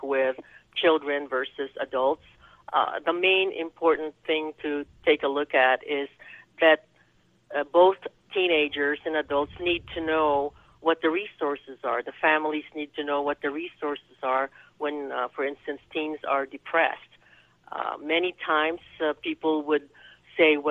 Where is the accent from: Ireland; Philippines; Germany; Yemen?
Philippines; also born or lived in New York / Spain / Louisville, Kentucky; now in United States; I was born and raised in the Philippines, so I'm an islander